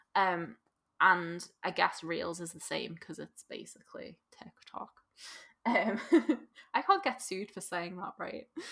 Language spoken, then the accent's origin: English; Liverpool, North West England, United Kingdom; accent: Scouse; as a scouser